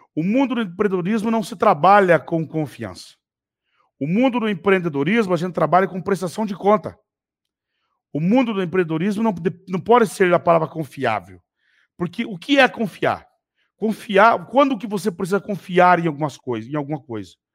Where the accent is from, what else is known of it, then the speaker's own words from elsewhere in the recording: Telêmaco Borba, Paraná, Brazil; quando eu era menino, eu morava em Telemaco Borba, morava com a minha tia, morava de favor na casa dela, inclusive, logo que eu fui embora da fazenda.